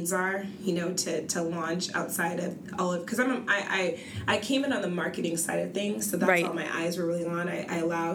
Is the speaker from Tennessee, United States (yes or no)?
no; Arizona, United States; now in Seattle, United States; growing up in Arizona